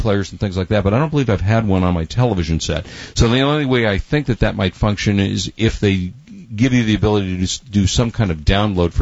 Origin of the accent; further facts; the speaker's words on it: Los Angeles, California, United States; I grew up in Los Angeles being a Laker fan